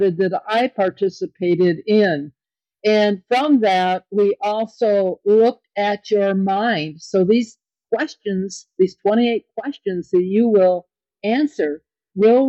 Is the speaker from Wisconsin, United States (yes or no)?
yes; Kenosha, Wisconsin, United States; I was a little girl growing up in Kenosha, Wisconsin